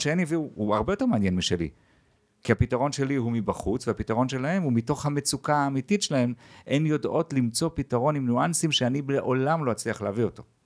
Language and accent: Hebrew; Jerusalem, Jerusalem District, Israel; אני ירושלמי במקור